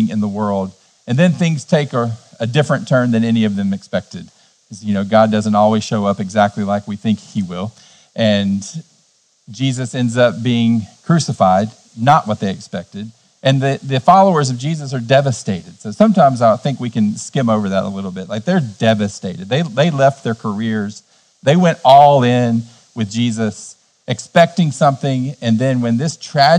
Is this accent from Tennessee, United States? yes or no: yes; Cleveland, Tennessee, United States; In my hometown, Cleveland, Tennessee, we're in the buckle of the Bible Belt